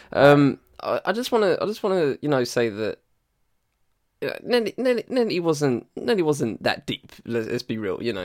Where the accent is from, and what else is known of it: United Kingdom